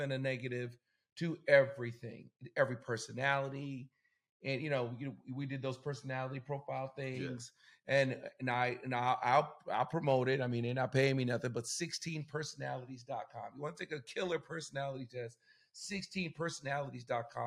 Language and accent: English; United States; I'm an American